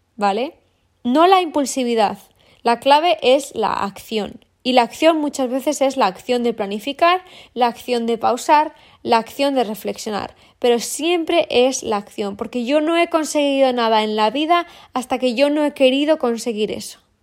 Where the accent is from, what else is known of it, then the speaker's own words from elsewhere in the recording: Valladolid, Castile and León, Spain; moved away; vivo en, entre mar y montaña pero vengo de Valladolid